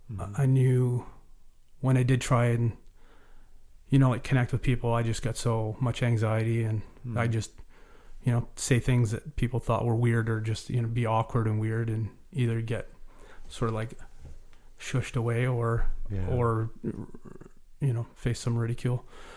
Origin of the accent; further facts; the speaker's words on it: Cobble Hill, British Columbia, Canada; also born or lived in Cowichan Valley; So I was raised in Vancouver Island, in Cobble Hill. My father was RCMP officer, very prominent in the community.